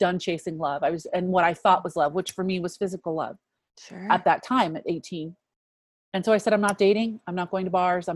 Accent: DC, District of Columbia, United States; I grew up outside of Washington, DC

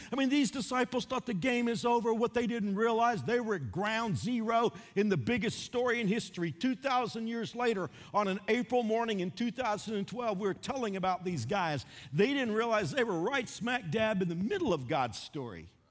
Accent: Fort Worth, Texas, United States; moved away; I drove to my hometown of Fort Worth.

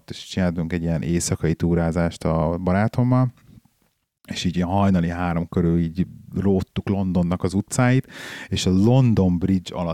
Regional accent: Budapest, Hungary; moved away; Tehát így Pestre elmenni turistáskodni úgy, hogy most hiába ott születtem, meg ott nőttem föl, nagyon jó.

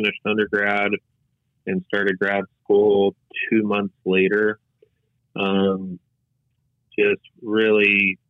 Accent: El Segundo, California, United States; He's the owner of El Segundo Brewery Company in my hometown

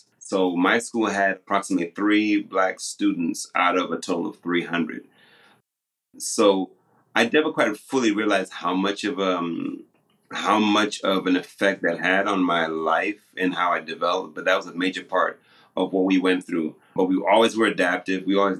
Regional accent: Zimbabwe; also born or lived in New York / Colorado / Brooklyn, New York; now in Tallahassee, United States; I am born and raised in Zimbabwe, moving, of course, to New York and then to Colorado, where I became a part of the African dance troupe that you mentioned, and then back to New York for the last 20 years. But right now I am in Florida, in Tallahassee

